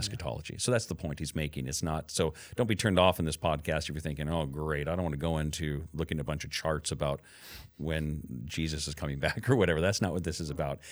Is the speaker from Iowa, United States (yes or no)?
no; Camas, Washington, United States; when I was a kid growing up in Camas. Washougal area